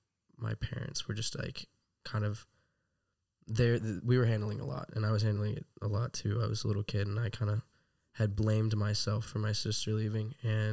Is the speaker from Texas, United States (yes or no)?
yes; Texas, United States; also born or lived in Rockwall, Texas / Colorado / Austin; I am from all around Texas as well. I was born in Rockwall, Texas. I've moved around to Colorado for a little bit during elementary school. Lived in Austin for a little bit.